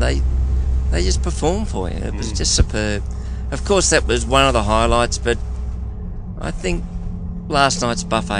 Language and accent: English; Australia; I'm from Australia